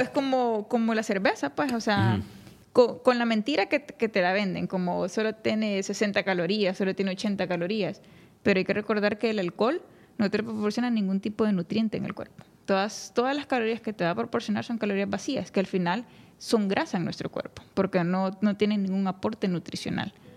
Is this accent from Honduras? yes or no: yes; Honduras; la cultura de, que nos envuelve como hondureños